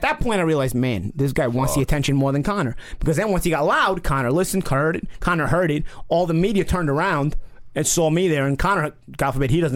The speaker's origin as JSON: {"language": "English", "town": "New York City", "region": "New York", "country": "United States", "said": "I'm from Brooklyn"}